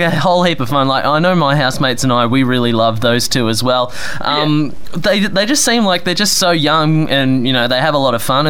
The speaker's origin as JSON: {"language": "English", "town": "Melbourne", "region": "Victoria", "country": "Australia", "moved": "yes", "said": "I'm from Melbourne originally"}